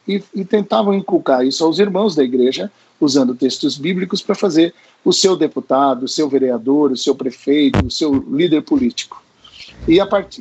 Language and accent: Portuguese; Santo André, São Paulo, Brazil; Eu nasci, eu nasci em Santo André, pessoal, na cidade de Santo André, no segundo subdistrito, e vivi, enfim, a minha história e vida de formação acadêmica